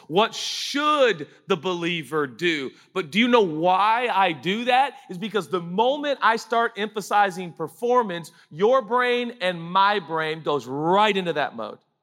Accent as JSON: {"language": "English", "country": "United States", "said": "we're American"}